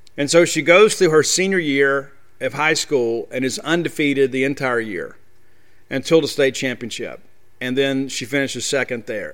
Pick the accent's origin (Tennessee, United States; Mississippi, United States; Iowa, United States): Mississippi, United States; thirty minutes from Southern Miss; moved away; also born or lived in Baton Rouge, Louisiana; that's thirty minutes from my hometown